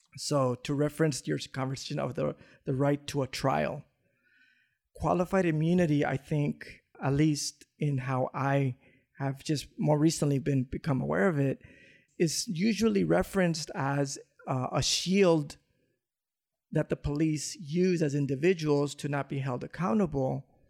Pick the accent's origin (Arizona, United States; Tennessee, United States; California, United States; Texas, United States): California, United States; Los Angeles; growing up in South Central